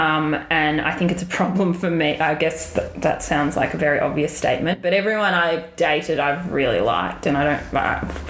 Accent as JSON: {"language": "English", "town": "Melbourne", "region": "Victoria", "country": "Australia", "moved": "as an adult", "lives_now": "New York, United States", "said": "I'm obviously from Melbourne, Australia"}